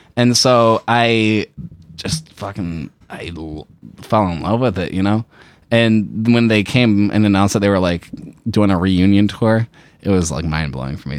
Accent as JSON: {"language": "English", "town": "Shelby Township", "region": "Michigan", "country": "United States", "tie": "born or raised there", "said": "I grew up out in Shelby Township, Utica area, and it's, like, very suburban out there"}